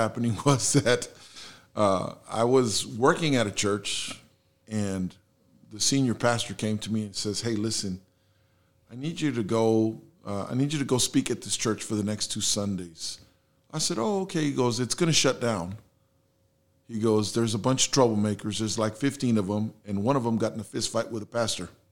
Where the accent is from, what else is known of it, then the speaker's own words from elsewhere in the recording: San Antonio, Texas, United States; first language Spanish; English is a second language; also born or lived in Houston, United States; that's where I grew up and, you know, I've been here, born and raised